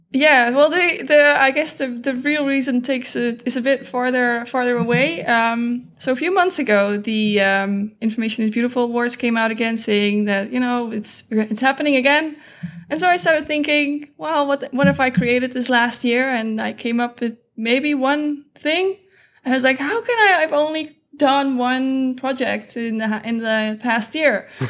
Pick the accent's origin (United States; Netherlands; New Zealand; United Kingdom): Netherlands; I am from the Netherlands